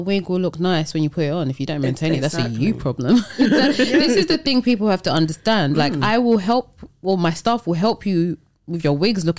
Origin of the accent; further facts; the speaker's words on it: Nigeria; even though I'm very Nigerian, it's still, their business process is very different.